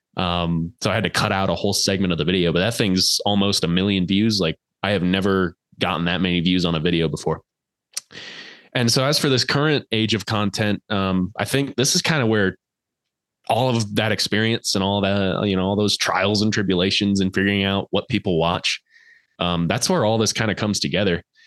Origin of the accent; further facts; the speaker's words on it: Colorado, United States; I'm actually from Colorado.